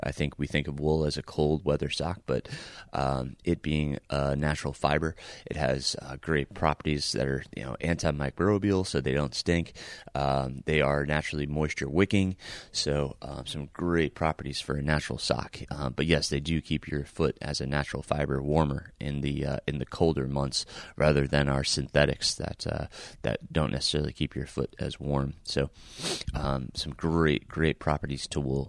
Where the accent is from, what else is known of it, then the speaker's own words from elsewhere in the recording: Middletown, New York, United States; moved away; I am recording from Middletown, New York, my hometown where I grew up